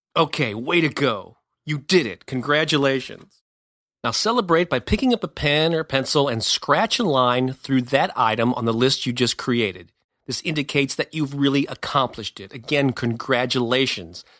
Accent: St. Louis, Missouri, United States; I'd been publishing a local music newspaper for a few years in my hometown of Saint Louis

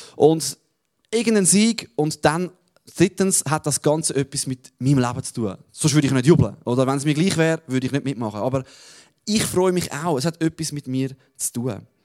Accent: Switzerland; als Schweizer dürfen wir natürlich nie vergessen

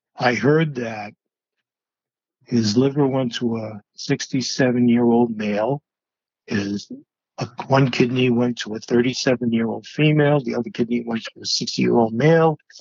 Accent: Georgetown, Massachusetts, United States; also born or lived in New England; That's Georgetown. That's my hometown

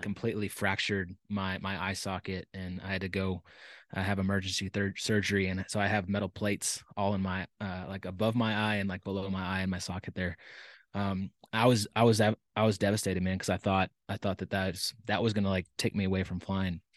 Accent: Dallas, Texas, United States; I was born and raised in Texas. Um, pr-, proud Texan. Um, but, uh, I, I, I was born in Dallas and, uh, grew up there

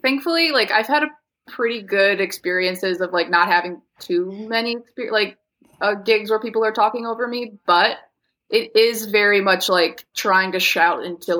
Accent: Oak Park, Illinois, United States; now in Chicago, United States; I grew up in Oak Park.

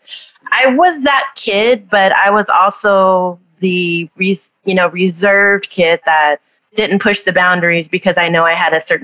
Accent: Southern California, United States; moved away as an adult; now in Arizona, United States; I'm originally from Southern California

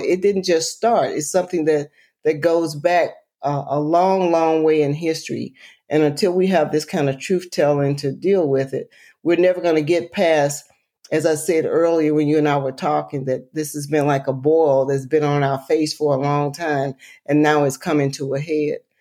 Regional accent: Lowndes County, Alabama, United States; I'm from Lowndes County, Alabama, and I'm proud of it

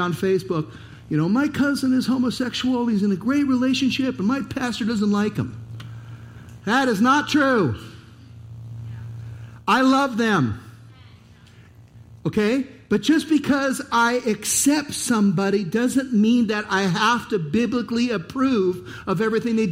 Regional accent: United States; As an American

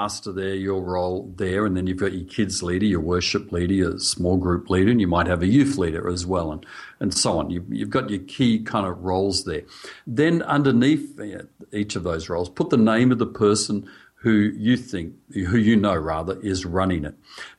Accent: Australia; accent: Australian; I'm speaking Australian.

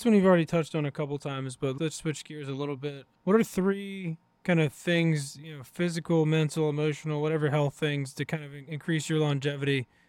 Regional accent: New Kent, Virginia, United States; moved away; I'm from Virginia originally, where like, you know, deer and turkey season was like a religious holiday for everyone in my small town in New Kent, Virginia.

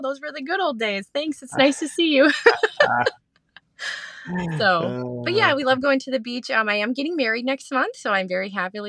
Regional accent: Green Bay, Wisconsin, United States; now in the South, United States; Wisconsin. I'm from the from Titletown area, from Green Bay, Appleton area.

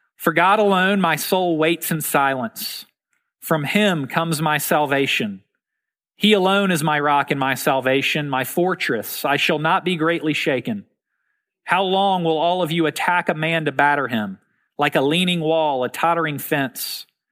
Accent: Memphis, Tennessee, United States; When I was young, growing up in Memphis, Tennessee

